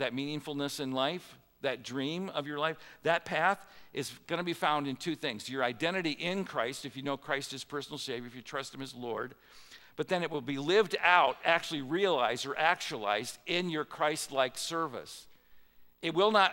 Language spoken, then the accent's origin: English; Midwest, United States; I'm a Midwesterner, it was a common custom in the Midwest